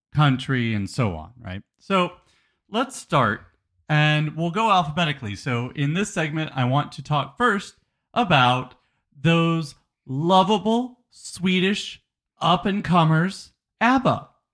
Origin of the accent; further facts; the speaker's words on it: United States; we're American